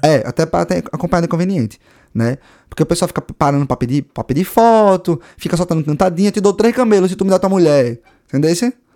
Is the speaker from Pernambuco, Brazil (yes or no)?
yes; Recife, Pernambuco, Brazil; moved away as an adult; now in Ireland; Eu sou de Recife